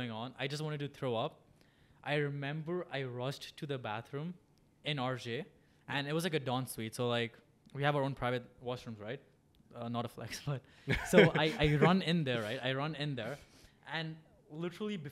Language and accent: English; India; I'm Indian